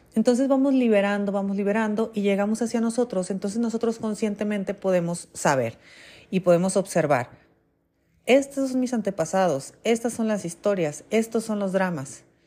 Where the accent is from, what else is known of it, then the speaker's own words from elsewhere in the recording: Mexico; aquí en México